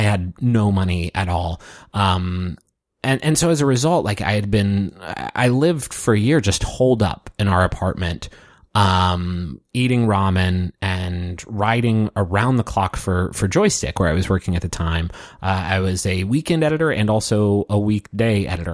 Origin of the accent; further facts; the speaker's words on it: Huntington, West Virginia, United States; moved away as an adult; also born or lived in Batavia, Ohio; Travis and I moved away from Huntington, uh, me for the first time